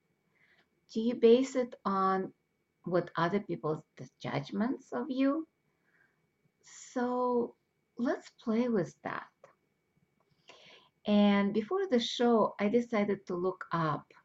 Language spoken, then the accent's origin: English; Russia; moved away; I grew up in Russia